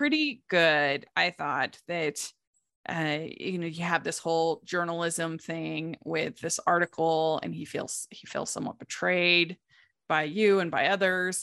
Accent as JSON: {"language": "English", "region": "Maryland", "country": "United States", "tie": "born or raised there", "said": "I grew up in Maryland."}